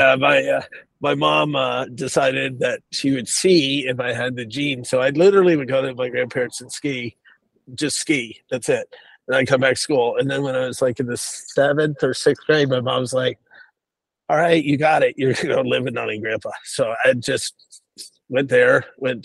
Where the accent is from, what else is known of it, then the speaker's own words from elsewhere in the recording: United States; also born or lived in Boston, Massachusetts / New York City, New York; now in Houston, United States; I grew up in Boston and New York City